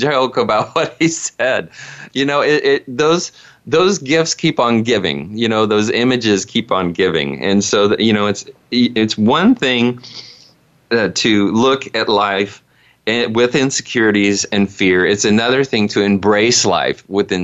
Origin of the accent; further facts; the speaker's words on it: Indiana, United States; all of the primitive things that I grew up with in Indiana as a child